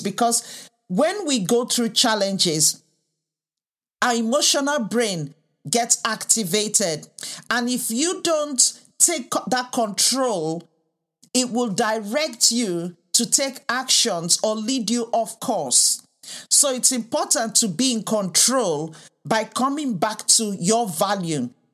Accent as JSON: {"language": "English", "country": "Nigeria", "tie": "born or raised there", "also_born_or_lived": "United Kingdom", "moved": "yes", "said": "I was raised in the U K and also in Africa, in Nigeria"}